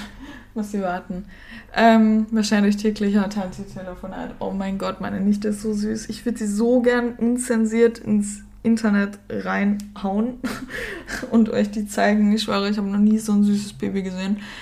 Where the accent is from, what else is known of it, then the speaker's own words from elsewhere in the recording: Germany; accent: Standard German (Hochdeutsch); also born or lived in Cologne, Germany; now in Austria; Ich bin in Österreich geboren, äh, bin dann aber, ähm, mit der Mama, als meine Eltern sich scheiden haben lassen und meiner großen Schwester, nach Deutschland gezogen